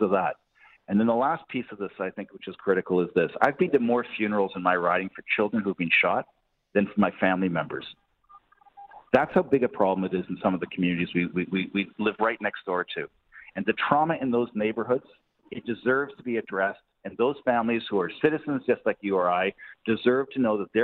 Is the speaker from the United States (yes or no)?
no; Canada; as Canadians and as Canadian voters